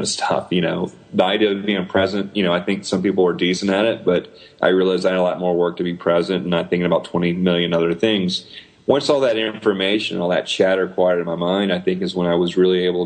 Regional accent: the South, United States; I'm this Southerner

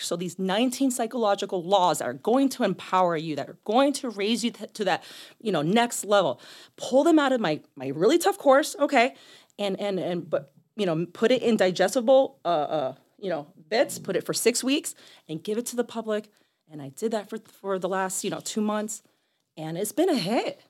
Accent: Boston, Massachusetts, United States; also born or lived in Miami / New York City; now in Chicago, United States; I grew up in Boston.

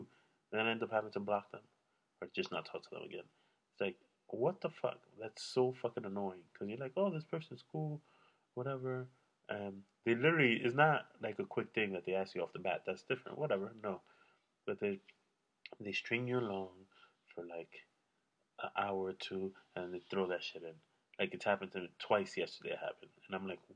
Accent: New York, United States; now in California, United States; I'm from New York

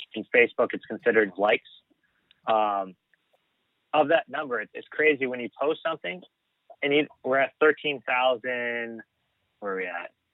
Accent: United States; being American

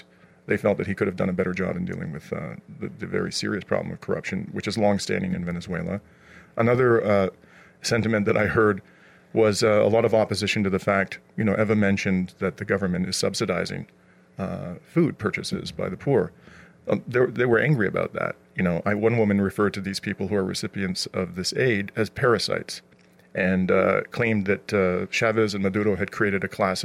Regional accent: Canada; as a Canadian

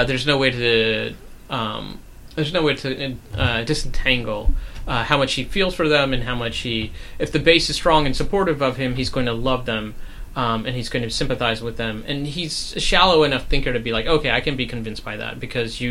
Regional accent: Durham, North Carolina, United States; I'm from Durham, North Carolina

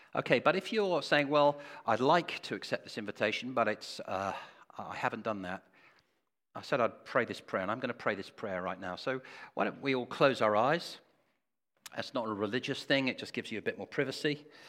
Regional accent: England, United Kingdom; We are so English

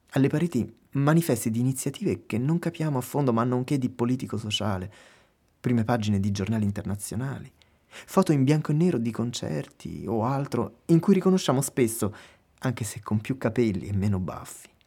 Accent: Lazio, Italy; mentre noi veniamo da Roma, vicino Roma. Caput Mundi.

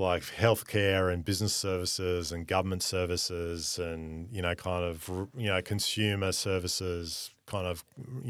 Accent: Australia; given we are Australian, that most of these groups actually want more Australian representation on their LP.

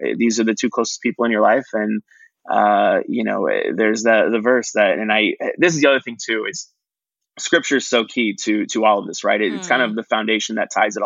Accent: McKinney, Texas, United States; also born or lived in San Antonio; growing up in McKinney

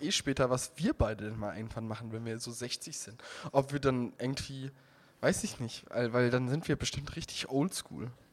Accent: Heiligenroth area, Rhineland-Palatinate, Germany; moved away; in meiner Heimat Diskussionen um dieses Stückchen Wald da in Heiligenroth

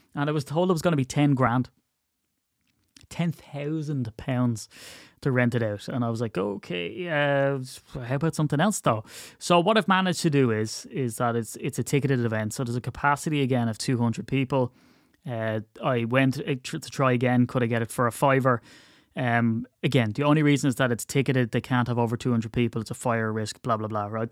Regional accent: Ireland; I'm very Irish

